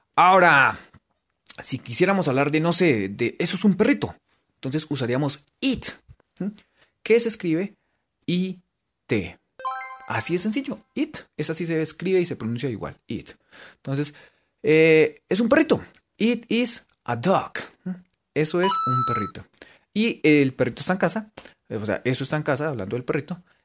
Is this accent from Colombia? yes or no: yes; Colombia; por lo menos en Gachancipa en radio, somos de Colombia